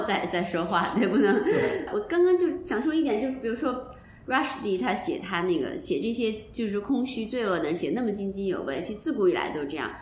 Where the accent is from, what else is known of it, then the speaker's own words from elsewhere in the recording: Beijing, China; 按咱们北京人的话说